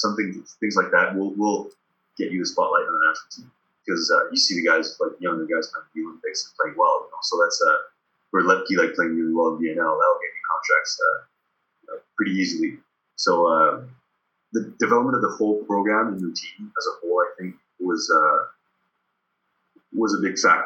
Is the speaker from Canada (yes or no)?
no; France; English is a second language; when I was growing up in France, it was easy for me to get to in and out of the French and Quebec accent.